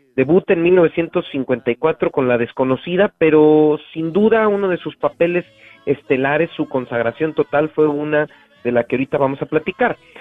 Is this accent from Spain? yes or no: no; Mexico